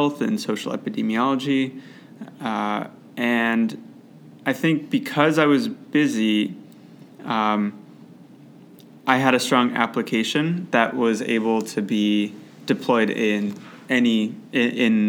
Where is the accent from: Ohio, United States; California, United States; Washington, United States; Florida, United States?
Ohio, United States; Cleveland; also born or lived in Chicago, Illinois / Boston, Massachusetts; I grew up in Cleveland, Ohio